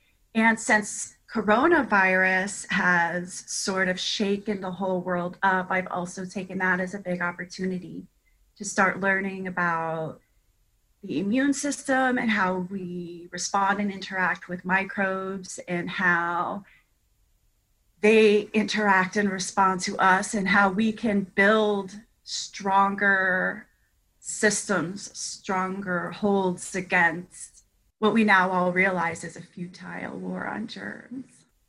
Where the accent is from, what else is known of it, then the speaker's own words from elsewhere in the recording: Augusta, Georgia, United States; now in South Florida, United States; I grew up in Augusta, Georgia, because I did spend 12 years there. So I spent a long time there, and I landed in South Florida on July 3rd, 2001.